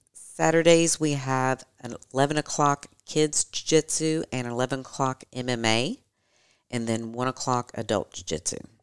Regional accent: Louisville, Kentucky, United States; We both grew up here in Louisville

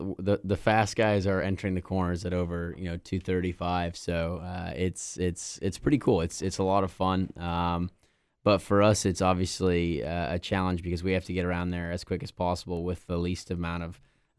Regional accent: Indianapolis, Indiana, United States; because I was born and raised in Indy, and never missed an Indianapolis 500 growing up.

